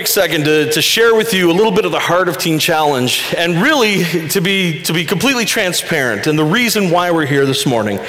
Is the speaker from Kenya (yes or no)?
no; Western Prince Edward Island, Canada; I grew up on Western PEI